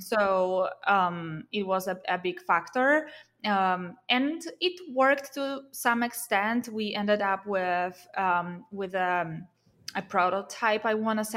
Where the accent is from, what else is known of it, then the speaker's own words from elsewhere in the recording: Poland; moved away as an adult; also born or lived in Warsaw, Poland; now in Silicon Valley, United States; I moved from my hometown to Warsaw, you know, in Poland, to the capital of Poland